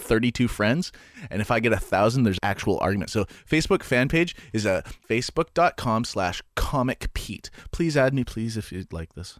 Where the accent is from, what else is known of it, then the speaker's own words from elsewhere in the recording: Canada; I'm Canadian